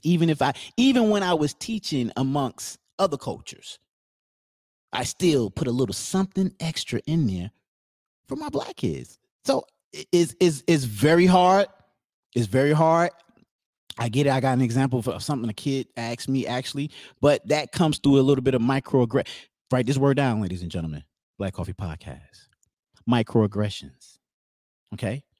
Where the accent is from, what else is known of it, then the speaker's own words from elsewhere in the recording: New Jersey, United States; we're from New Jersey